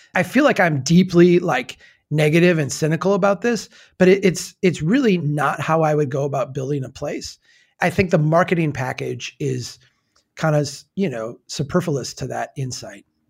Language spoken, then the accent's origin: English; Minnesota, United States; accent: Minnesota way; as a Minnesotan who, you know, has a little bit of that in me where we talk, uh, in our Minnesota way